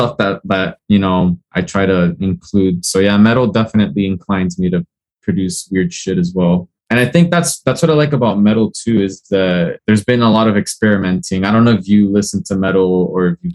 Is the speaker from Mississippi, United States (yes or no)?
no; Hialeah, Florida, United States; I was born here, but I'm from Cuban descent